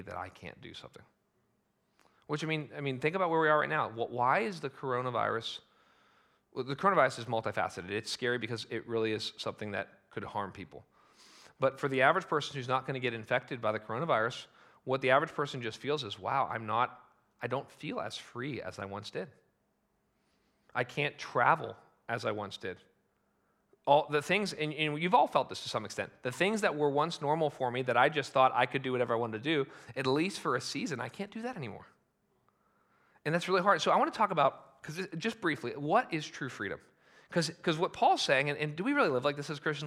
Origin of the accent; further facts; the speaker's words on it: United States; as Americans